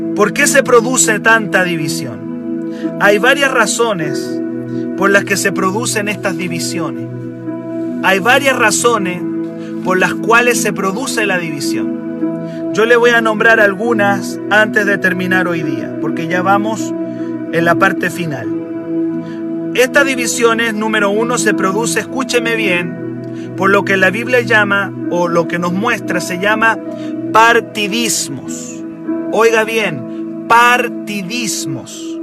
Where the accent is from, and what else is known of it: Chile